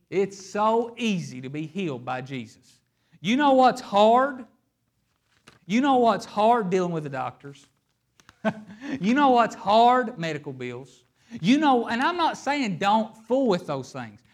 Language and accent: English; Hazard, Kentucky, United States; I am a boy from Hazard, Kentucky.